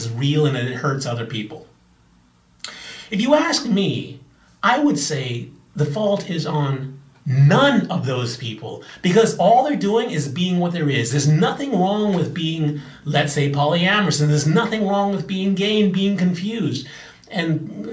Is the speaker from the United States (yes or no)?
no; Bahamas; I'm from the Bahamas